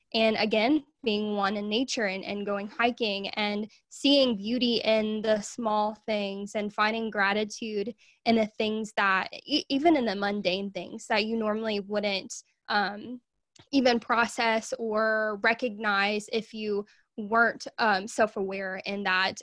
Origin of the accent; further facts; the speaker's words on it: Arkansas, United States; I am from Arkansas in the U S